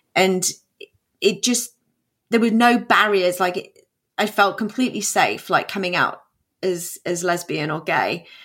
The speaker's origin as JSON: {"language": "English", "region": "England", "country": "United Kingdom", "tie": "born or raised there", "also_born_or_lived": "New York, United States", "moved": "as an adult", "lives_now": "Texas, United States", "said": "I was born in England."}